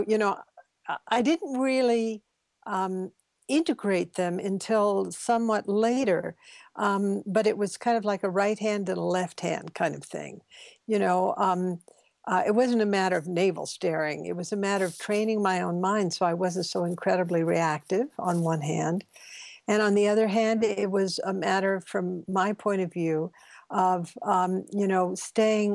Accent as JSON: {"language": "English", "region": "the South", "country": "United States", "tie": "born or raised there", "said": "I was brought up in the South, which was a very racist world"}